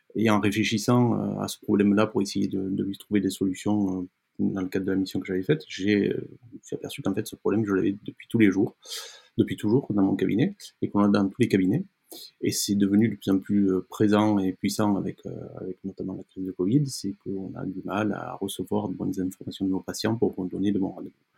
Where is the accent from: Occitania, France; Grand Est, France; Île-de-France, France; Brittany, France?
Occitania, France; Génolhac; also born or lived in Toulon; je suis né donc, euh, dans les Cévennes, une partie un petit peu montagneuse